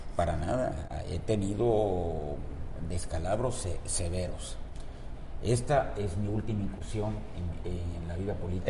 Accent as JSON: {"language": "Spanish", "town": "Villahermosa", "region": "Tabasco", "country": "Mexico", "tie": "born or raised there", "said": "Nosotros nacimos en la calle Juárez, en el centro de Villahermosa, donde tuve mi laboratorio por añísimos"}